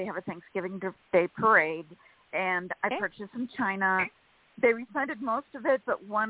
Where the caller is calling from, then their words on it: California, United States; from California.